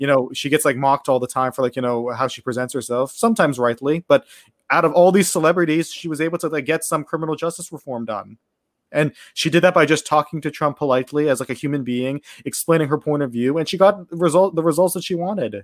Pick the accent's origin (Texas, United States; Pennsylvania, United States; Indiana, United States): Pennsylvania, United States; Pittsburgh; moved away as an adult; now in Japan; I'm from Pittsburgh, Pennsylvania. I lived there my, my whole life before coming here about, uh, three years ago